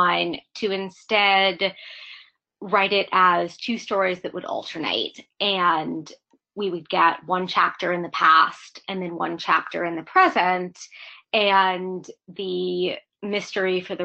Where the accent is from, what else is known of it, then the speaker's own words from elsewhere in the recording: Pittsburgh, Pennsylvania, United States; now in New York, United States; I'm in New York now, but I'm from Pittsburgh originally